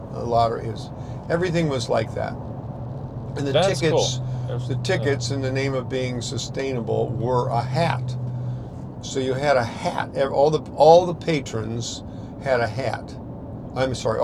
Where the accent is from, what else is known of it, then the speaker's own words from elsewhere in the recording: Chicago, Illinois, United States; now in Charleston, United States; originally, I'm from Chicago. Now I live in Charleston